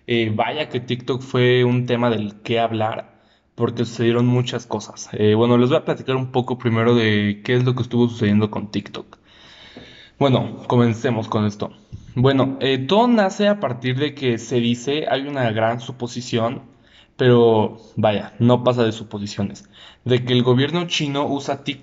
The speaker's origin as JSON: {"language": "Spanish", "country": "Mexico", "said": "por ejemplo, uno siendo mexicano"}